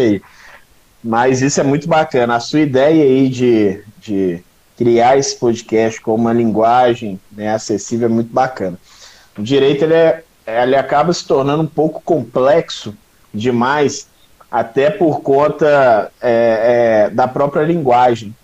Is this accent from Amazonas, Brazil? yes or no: no; Belo Horizonte, Minas Gerais, Brazil; sou de Belo Horizonte, né, natural de Belo Horizonte